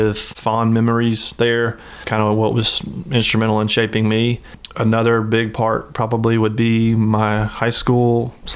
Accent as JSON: {"language": "English", "town": "Tuscaloosa", "region": "Alabama", "country": "United States", "tie": "born or raised there", "also_born_or_lived": "Auburn", "moved": "as an adult", "said": "born and raised in Tuscaloosa and grew up in the Tuscaloosa area my whole life."}